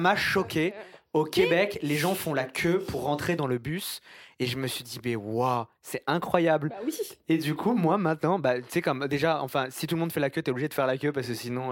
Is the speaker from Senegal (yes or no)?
no; France; now in Montreal, Canada; je viens de France